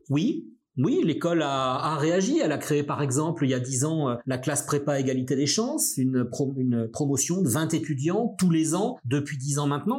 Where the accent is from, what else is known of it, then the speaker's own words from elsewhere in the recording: Brest, Brittany, France; moved away as an adult; now in Lille, France; moi je viens de Brest, je viens du, fin fond de la Bretagne, euh, un peu la, la, campagne à une dizaine, quinzaine de kilomètres euh, de Brest.